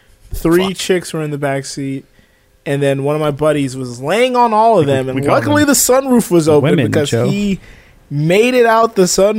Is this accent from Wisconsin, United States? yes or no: no; Florida, United States; I'm not from Atlanta, Scott. From Florida.